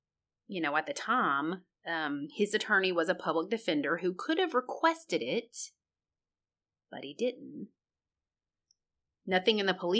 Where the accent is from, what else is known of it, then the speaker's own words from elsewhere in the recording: Memphis, Tennessee, United States; Well, Memphis, I'm from Memphis.